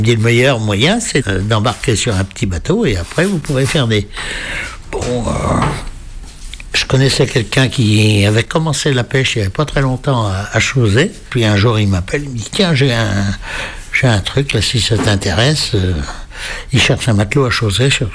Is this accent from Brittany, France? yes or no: yes; near the border with Normandy, Brittany, France; je suis né en Bretagne, enfin juste à la limite Bretagne-Normandie